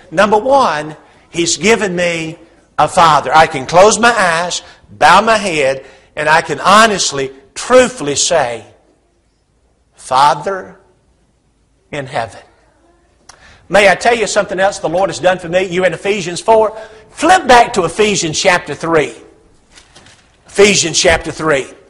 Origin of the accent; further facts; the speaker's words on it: Huntsville, Alabama, United States; moved away as an adult; now in Hendersonville, United States; I grew up over here in Huntsville, about 50 miles away.